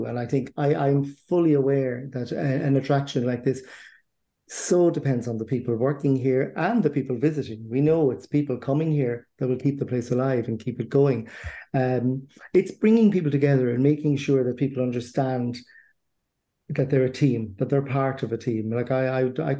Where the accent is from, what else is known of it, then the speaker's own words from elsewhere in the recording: Cork, Munster, Ireland; also born or lived in Dublin / County Leitrim; now in Strokestown, Ireland; I'm originally from Cork, which is down south here in Ireland, and I've ended up here in County Roscommon